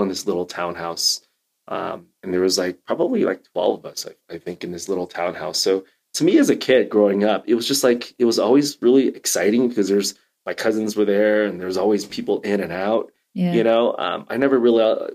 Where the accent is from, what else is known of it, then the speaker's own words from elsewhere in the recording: Illinois, United States; growing up in Illinois